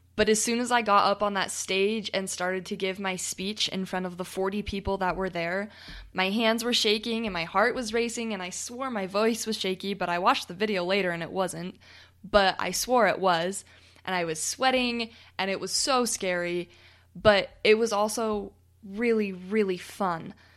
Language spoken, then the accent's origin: English; United States; accent: American; my funny American accent